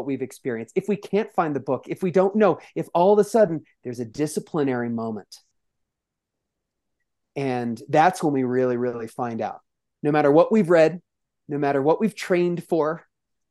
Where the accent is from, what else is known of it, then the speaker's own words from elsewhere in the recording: New York City, New York, United States; I'm clearly from the Bronx